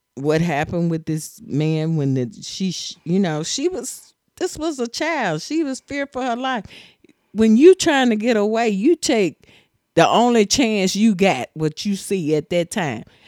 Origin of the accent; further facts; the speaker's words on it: Tennessee, United States; I'm from Tennessee